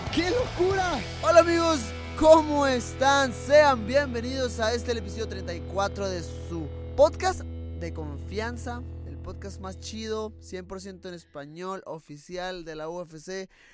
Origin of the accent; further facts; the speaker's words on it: Mexico; soy mexicano, soy latino